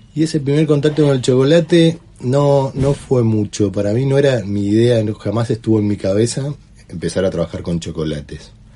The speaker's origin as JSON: {"language": "Spanish", "town": "San Carlos de Bariloche", "region": "Río Negro", "country": "Argentina", "tie": "born or raised there", "said": "Soy nacido acá, sí, me crié acá."}